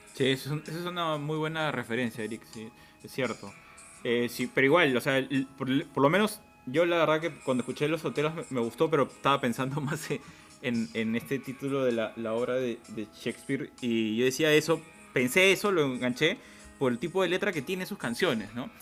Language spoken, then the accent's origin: Spanish; Lima, Peru; nosotros hemos crecido en Tawa, así que también somos con norteños